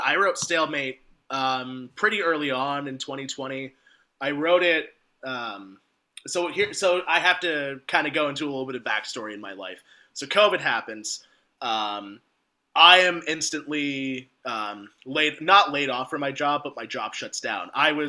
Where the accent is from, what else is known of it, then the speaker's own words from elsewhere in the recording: Vermont, United States; moved away as an adult; also born or lived in Boston; I grew up in Vermont